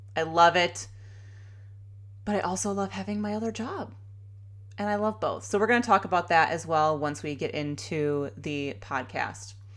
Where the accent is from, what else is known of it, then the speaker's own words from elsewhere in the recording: Chicago, Illinois, United States; moved away as an adult; now in Sacramento, United States; I grew up in Chicago in the suburbs. I am a true Chicagoan